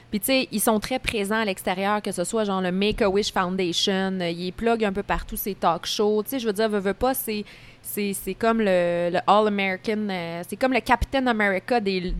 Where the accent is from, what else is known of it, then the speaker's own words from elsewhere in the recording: Beauceville, Quebec, Canada; elle vient de ma ville